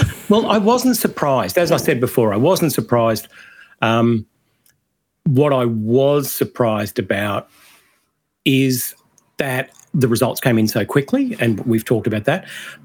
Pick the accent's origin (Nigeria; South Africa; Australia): Australia; So I think our way of avoiding the list is to say we are all Australian and voting no is not racist.